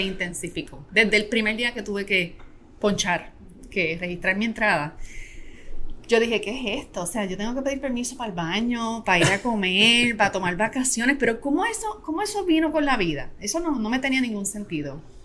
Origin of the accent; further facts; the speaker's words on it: Adjuntas, Puerto Rico; yo soy natural de Adjuntas, que es un pueblo aquí en Puerto Rico